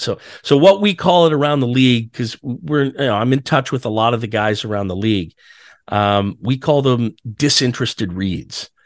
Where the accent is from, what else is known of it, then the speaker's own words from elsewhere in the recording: Ottawa, Ontario, Canada; now in Toronto, Canada; I grew up in Ottawa.